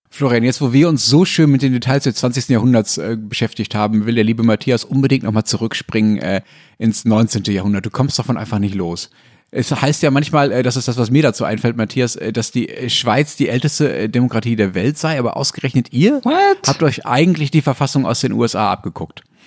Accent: Essen area, North Rhine-Westphalia, Germany; born or raised there

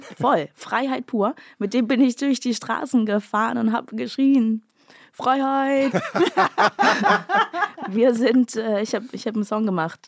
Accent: Bad Oldesloe, Schleswig-Holstein, Germany; born or raised there

